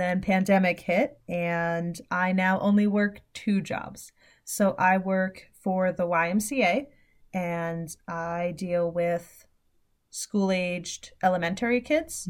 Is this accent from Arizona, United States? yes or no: no; New York City, New York, United States; now in upstate New York, United States; I am originally from the city